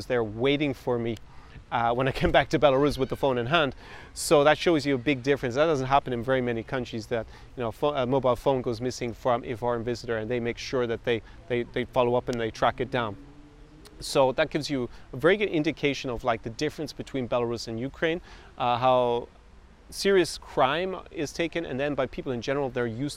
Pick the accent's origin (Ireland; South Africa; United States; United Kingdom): Ireland; I was born in Ireland